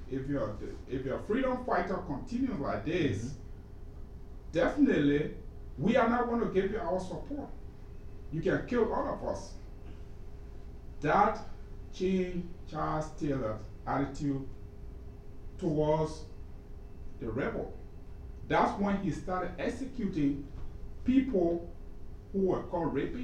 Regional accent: Liberia; I'm from Liberia, and in Liberia we say the fish rots from the head

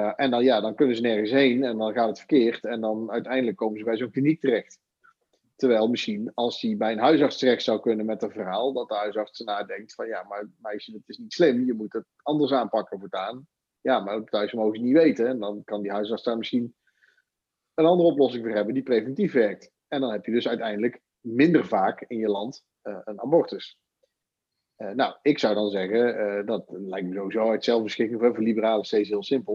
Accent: Netherlands; als Nederlander, als kiezer

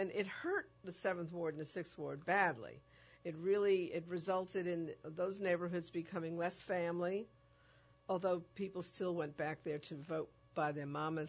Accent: New York City, New York, United States; moved away as an adult; now in New Orleans, United States; I'm from the Bronx originally.

